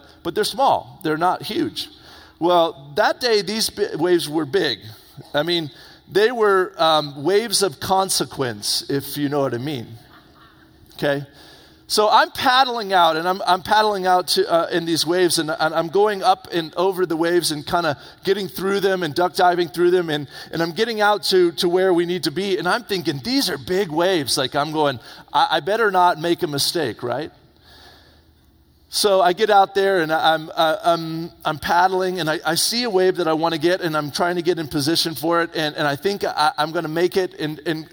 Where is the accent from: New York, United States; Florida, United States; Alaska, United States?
Florida, United States; Indian Harbour Beach; moved away; I grew up in Florida, on the east coast of Florida, right there by Cocoa Beach. I grew up in a little town called Indian Harbor Beach